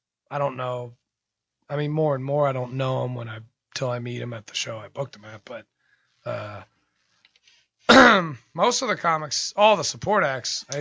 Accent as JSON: {"language": "English", "town": "Pittsburgh", "region": "Pennsylvania", "country": "United States", "moved": "yes", "lives_now": "Los Angeles, United States", "said": "I'm from Pittsburgh"}